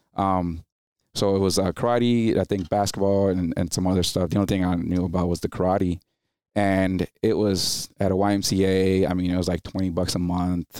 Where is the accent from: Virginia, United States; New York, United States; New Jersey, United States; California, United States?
New Jersey, United States; English is a second language; also born or lived in Dominican Republic; five years old when I went to New Jersey